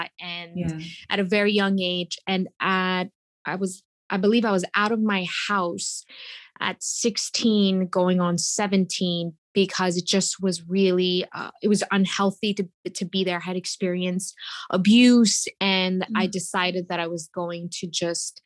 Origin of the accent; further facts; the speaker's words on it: New York City, New York, United States; I grew up in Queens, New York, and I am the baby of three